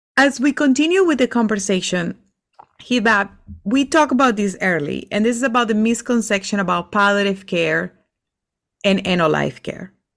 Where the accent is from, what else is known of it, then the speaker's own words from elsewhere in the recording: Venezuela; English is a second language; moved away; I'm from Venezuela